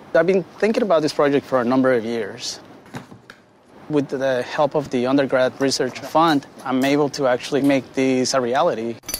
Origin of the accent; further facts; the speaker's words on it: Ciudad Juárez, Chihuahua, Mexico; now in United States; I grew up in Ciudad Juarez in Mexico